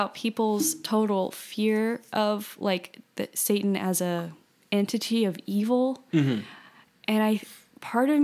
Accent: South Louisiana, United States; moved away; I'm from South Louisiana.

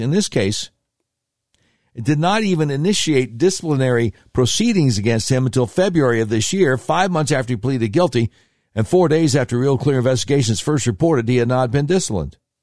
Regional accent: Charlotte, North Carolina, United States; I grew up in Charlotte, North Carolina

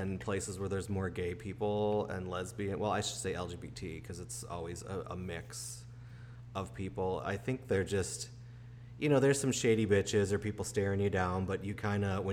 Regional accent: Chicago, Illinois, United States; moved away as an adult; also born or lived in Boston; I grew up in Chicago

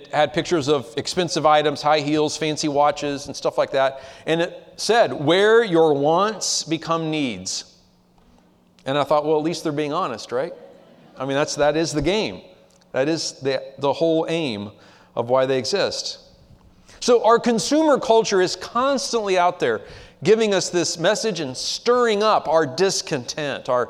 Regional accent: United States; as American Christians living in the 21st century

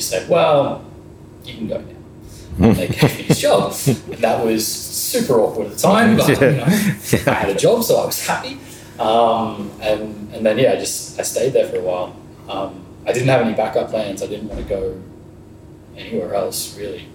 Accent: Byron Bay, New South Wales, Australia; moved away as an adult; also born or lived in Brisbane / Copenhagen; I grew up in Byron.

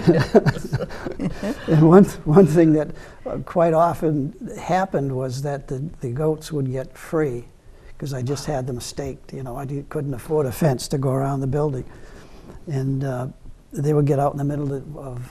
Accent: Easton, Massachusetts, United States; born or raised there; also born or lived in Stoughton, Massachusetts / Brockton, Massachusetts

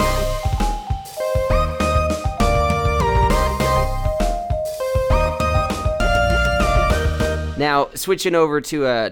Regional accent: Canada; I'm actually Canadian

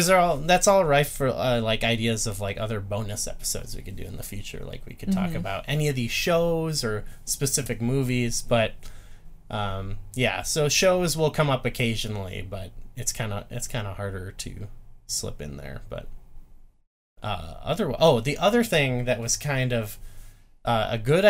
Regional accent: Northwest Illinois, United States; do you remember when we were walking in my hometown? Mm-hmm. In Northwest Illinois

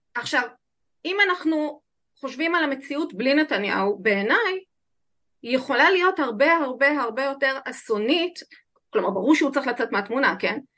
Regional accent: Israel; אני נולדתי כאן

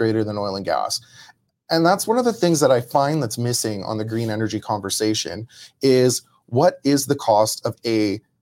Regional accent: Medicine Hat, Alberta, Canada; I grew up in Medicine Hat.

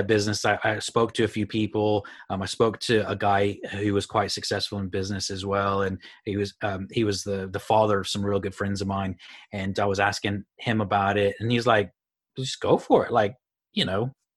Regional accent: Houston, Texas, United States; moved away as an adult; also born or lived in Phoenix, Arizona / Amarillo, Texas; I grew up in Houston

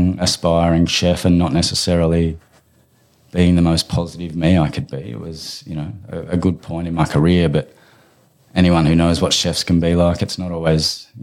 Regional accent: mid-North Coast, New South Wales, Australia; also born or lived in Bundaberg, Queensland / Tamworth / Brisbane / Uluru; I landed on the mid-north coast at 7 years old and lived with my wonderful auntie Robin

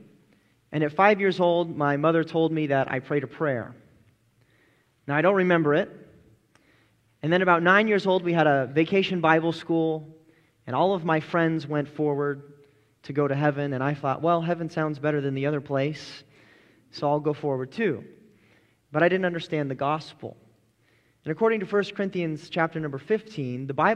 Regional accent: Colorado, United States; I grew up in Colorado, and so I'm very used to Western culture

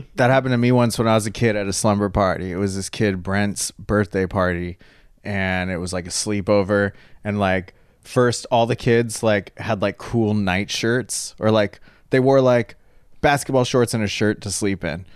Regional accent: Catalina Island, California, United States; I grew up on Catalina Island, and I'd say it's, like, eighty-nine percent Hispanic

